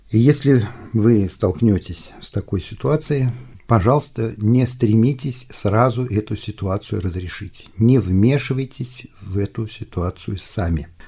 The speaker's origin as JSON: {"language": "Russian", "region": "Volga region", "country": "Russia", "tie": "born or raised there", "said": "Но, ну, например, я вырос на Волге, я прекрасно помню свое детство"}